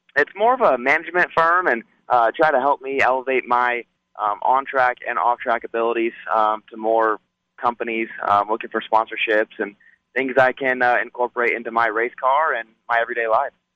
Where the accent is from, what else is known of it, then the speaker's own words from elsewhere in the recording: Las Vegas, Nevada, United States; here in my hometown